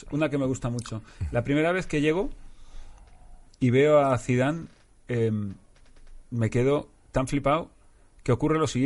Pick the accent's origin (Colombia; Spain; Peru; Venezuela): Spain; Madrid, Community of Madrid; Yo me siento muy madrileño